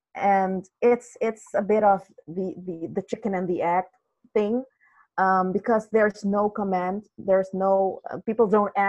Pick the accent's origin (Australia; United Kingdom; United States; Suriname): Suriname; Originally, I'm from Suriname